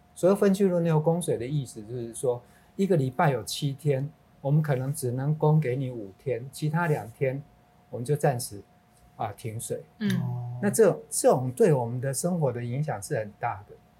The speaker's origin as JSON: {"language": "Chinese", "country": "Taiwan", "said": "我们台湾人"}